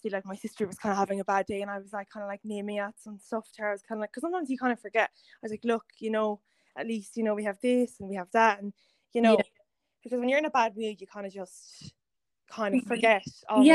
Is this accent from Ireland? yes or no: yes; Kerry, Munster, Ireland; moved away as an adult; now in Dublin, Ireland; I'm from Kerry, but I live in Dublin the past few years